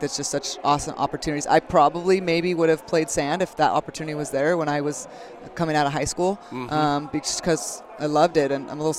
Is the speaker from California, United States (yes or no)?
yes; Carpinteria, California, United States; born and raised in Carpinteria.